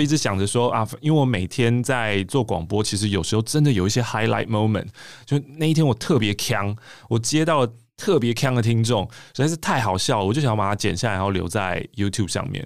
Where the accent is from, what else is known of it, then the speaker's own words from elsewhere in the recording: Taipei, Taiwan; 我是台北人，我是台北人